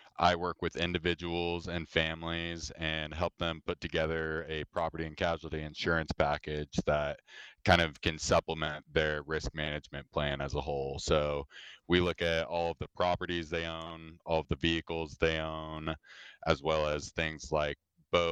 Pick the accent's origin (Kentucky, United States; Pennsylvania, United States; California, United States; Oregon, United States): Oregon, United States; Southern; moved away as an adult; also born or lived in Corvallis, Oregon; now in Seattle, United States; I was born and raised in Southern Oregon, a rural part of the state